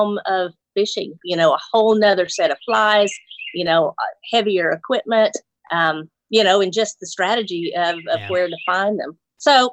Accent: Mobile, Alabama, United States; also born or lived in Nashville, Tennessee / West Coast; I was born in Mobile, Alabama, and I've been in the South, you know, for as long as I can remember.

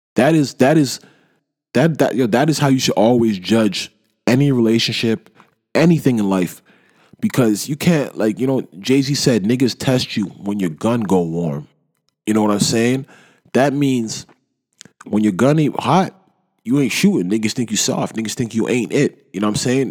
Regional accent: Toronto, Ontario, Canada; I'm from Toronto

